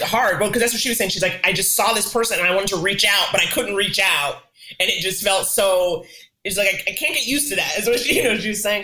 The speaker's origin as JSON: {"language": "English", "region": "New York", "country": "United States", "tie": "born or raised there"}